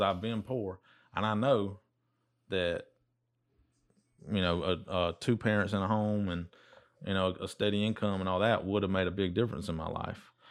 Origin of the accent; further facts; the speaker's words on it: United States; we're from Dodge County